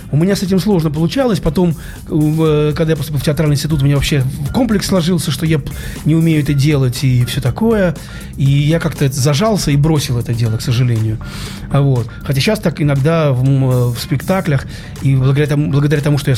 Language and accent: Russian; Saint Petersburg, Russia; Вот завтра премьера, это приедет вся московская группа, и только я один питерский.